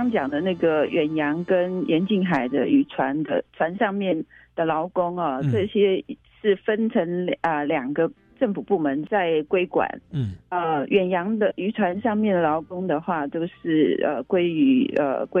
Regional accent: Taiwan; 那可是船这个船东呢，就是我们台湾人嘛，是我国国人。

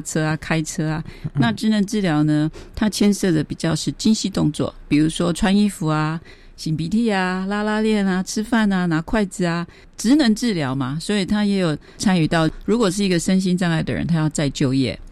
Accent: Taitung, Taitung County, Taiwan; 我现在我们台东的圣母医院工作了两年。我的老板，一个修女，蔡修女，鼓励我出国的

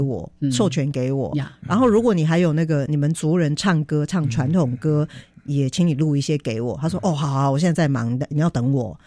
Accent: Taiwan; 像我这个台湾人

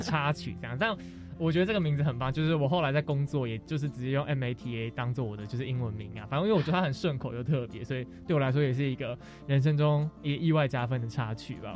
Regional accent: Taoyuan, Taiwan; moved away as an adult; also born or lived in Taipei; 我们两个都桃园人，但是我们都在台北念书

